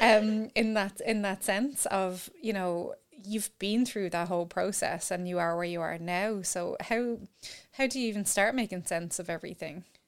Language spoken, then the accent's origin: English; Ireland; growing up in Ireland